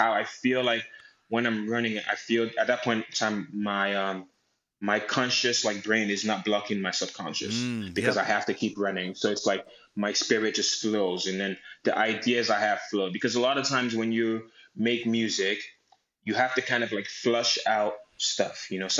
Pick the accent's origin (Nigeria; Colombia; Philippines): Nigeria; But I thought it was just something I loved because of my connection to being Nigerian.